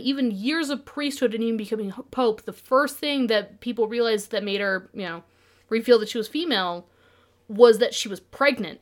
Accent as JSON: {"language": "English", "region": "Utah", "country": "United States", "tie": "born or raised there", "said": "I was raised in Utah"}